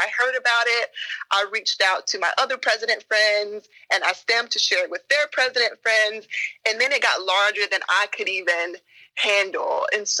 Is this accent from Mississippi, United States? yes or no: yes; Meridian, Mississippi, United States; born or raised there; moved away as an adult; also born or lived in Providence, Rhode Island; now in Washington, D.C., United States